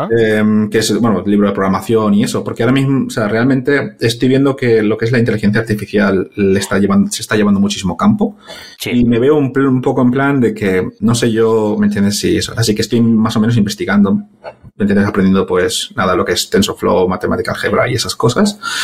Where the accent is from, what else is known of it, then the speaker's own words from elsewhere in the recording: Valencia, Valencian Community, Spain; moved away as an adult; now in London, United Kingdom; Soy originalmente de Valencia, y, pero llevo desde en Londres pues desde dos, sí, desde 2012 llevo en Londres trabajando